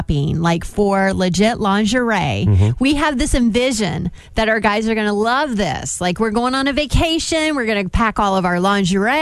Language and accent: English; Columbus, Indiana, United States; I was born in Columbus, Indiana